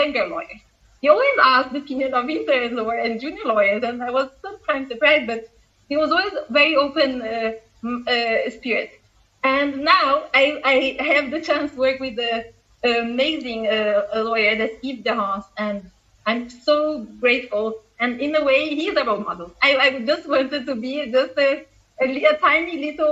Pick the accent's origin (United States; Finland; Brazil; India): Brazil; Porto Alegre, Rio Grande do Sul; moved away as an adult; also born or lived in São Paulo; I came from the extreme south of Brazil, close to Uruguay. I come from Porto Alegre.